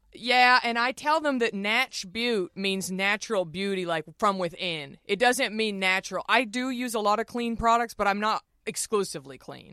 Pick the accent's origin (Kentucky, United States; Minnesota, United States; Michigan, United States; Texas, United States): Texas, United States; We're both from Texas